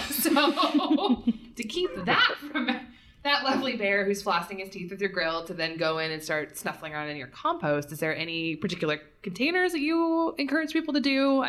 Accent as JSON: {"language": "English", "area": "Kenai Peninsula", "region": "Alaska", "country": "United States", "tie": "born or raised there", "said": "I grew up on the Kenai Peninsula."}